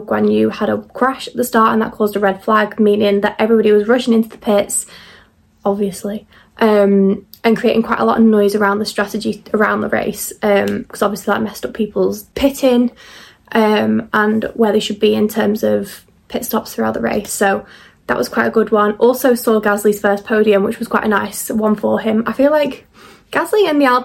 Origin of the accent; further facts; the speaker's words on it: United Kingdom; being a Brit